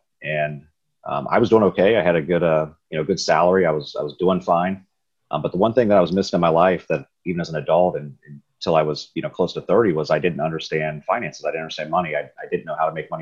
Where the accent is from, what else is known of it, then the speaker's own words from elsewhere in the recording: Riverside, Ohio, United States; I grew up in Riverside, Ohio